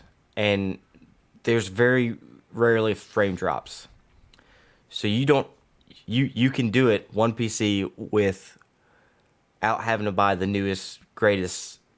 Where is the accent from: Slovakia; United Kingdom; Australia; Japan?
Australia; I'm Aussie